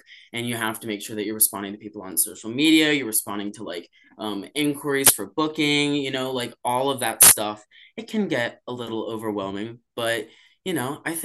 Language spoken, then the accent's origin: English; Charlotte, North Carolina, United States; I'm from Charlotte